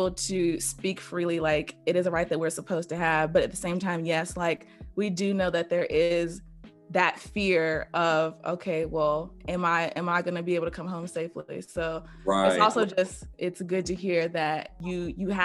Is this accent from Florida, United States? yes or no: no; Greensboro, North Carolina, United States; now in Atlanta, United States; I'm from Greensboro too